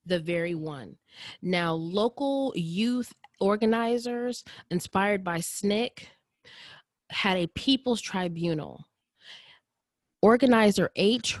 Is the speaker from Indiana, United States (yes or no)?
yes; Indianapolis, Indiana, United States; I grew up in Indianapolis and went to high school, middle school, and partially elementary school in Indianapolis